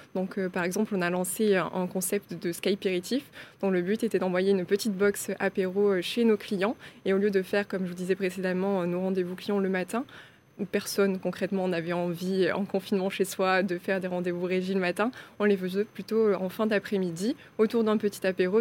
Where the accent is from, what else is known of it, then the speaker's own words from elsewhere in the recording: Aveyron, Occitania, France; moved away as an adult; also born or lived in Toulouse; je suis née euh, en Aveyron